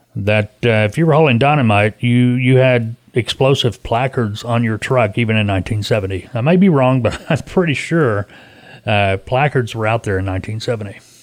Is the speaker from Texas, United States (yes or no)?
no; Arkansas, United States; I was raised here in Arkansas